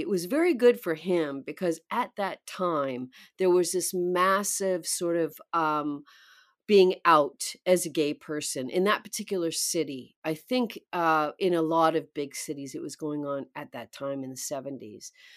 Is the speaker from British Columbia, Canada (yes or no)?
yes; outskirts of Vancouver, British Columbia, Canada; moved away; also born or lived in New York; I was born in British Columbia, the outskirts of Vancouver, um, very small town